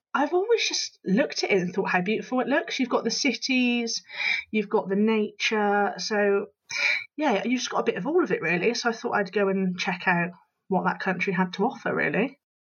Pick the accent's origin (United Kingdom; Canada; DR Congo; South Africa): United Kingdom; Bristol, South West England; I am, as you can probably tell from my accent, Bristol born and, born and bred